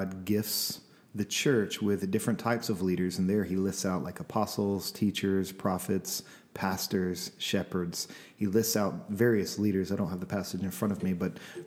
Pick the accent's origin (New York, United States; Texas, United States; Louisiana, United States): Louisiana, United States; now in Seattle, United States; I'm from Louisiana.